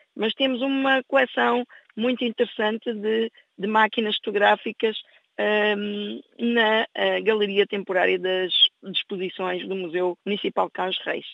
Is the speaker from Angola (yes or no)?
yes; Angola; now in Torres Novas, Portugal; inclusive eu própria, que nasci em Angola